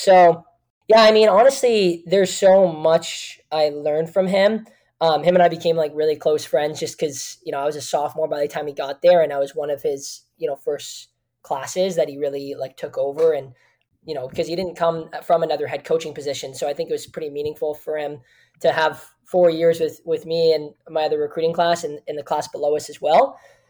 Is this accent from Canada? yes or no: yes; Kitchener, Ontario, Canada; I had art projects back in my hometown in Kitchener